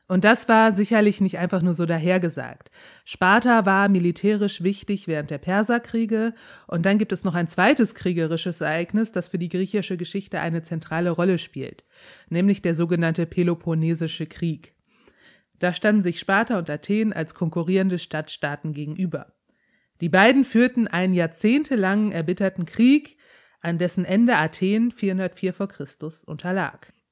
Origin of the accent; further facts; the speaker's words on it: Rhineland, Germany; Ich komme aus dem Rheinland, kann ich nicht.